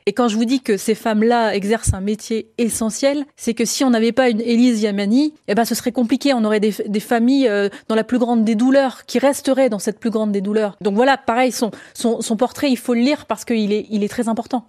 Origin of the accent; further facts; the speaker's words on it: France; je, suis, je suis française